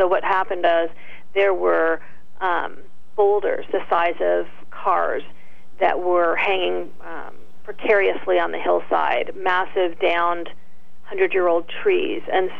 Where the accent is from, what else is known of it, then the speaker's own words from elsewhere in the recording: California, United States; also born or lived in Canada; No, I was born in Canada, believe it or not, and then moved to California in the middle school years.